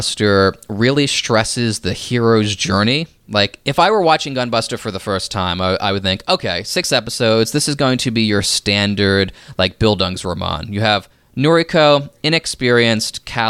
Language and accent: English; United States; I'm speaking as an American